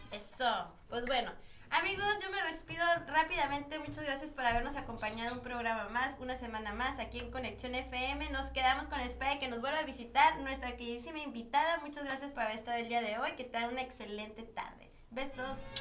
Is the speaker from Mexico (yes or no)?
yes; Mexico; yo soy mexicana, ¿no? mexicana, yo nací en México